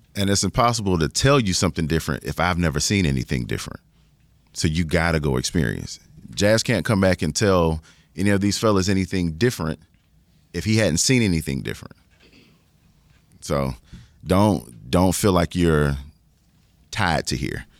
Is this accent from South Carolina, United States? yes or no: yes; forty minutes from Orangeburg, South Carolina, United States; my hometown is like forty minutes down the street